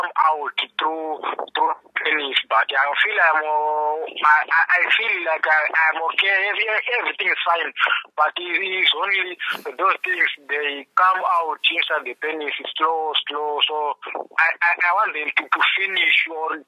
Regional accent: Zimbabwe; now in Pretoria, South Africa; I come from Zimbabwe

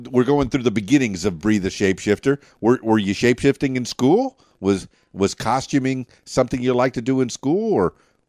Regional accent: Miami, Florida, United States; now in Arkansas, United States; I mean, I'm from Miami, but, you know, I got here to Arkansas.

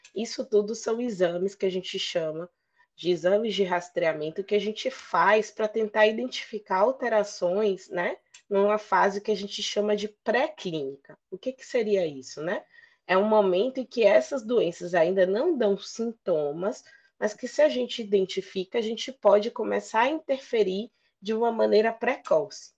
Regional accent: Bahia, Brazil; médica de família, sou baiana

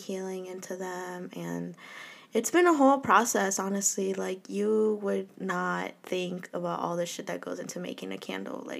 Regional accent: Minnesota, United States; I was born and raised here in Minnesota

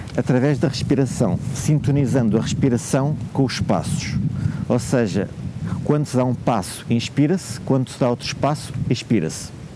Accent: Porto, Norte, Portugal; venho do Porto

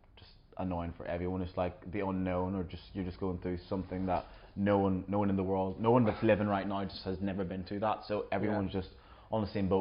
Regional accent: Northern Ireland, United Kingdom; also born or lived in Jamaica; now in Australia; I was born in Jamaica, but I lived most of my life in Northern Ireland. And then now I've been living in Australia

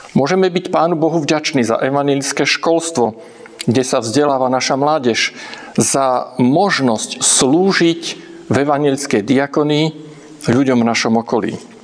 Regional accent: Slovakia; doma v Československu

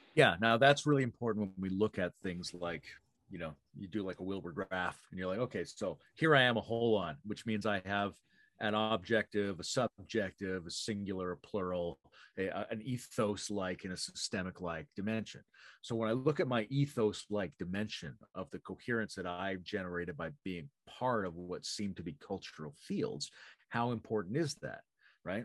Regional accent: Canada; I'm fairly Canadian.

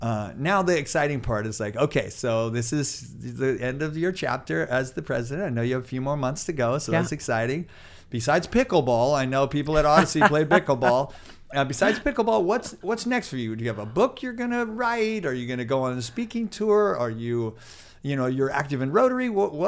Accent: Chico, California, United States; I'll say I'm from Chico

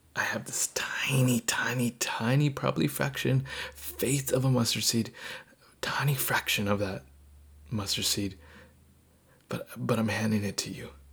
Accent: Southern California, United States; moved away as an adult; also born or lived in eastern Washington State; I grew up in Southern California and I got to go to college uh, on the eastern side of Washington State.

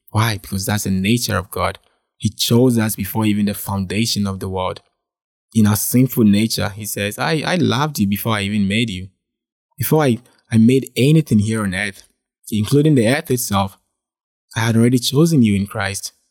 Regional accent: Ghana; I was born and raised in Ghana

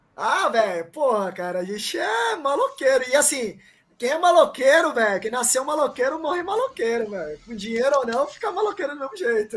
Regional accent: São Paulo, Brazil; also born or lived in Paraguay; eu nasci na rua, velho. Eu, eu, eu, estudei a vida inteira no Campo Limpo, tá ligado? Zona Sul de São Paulo

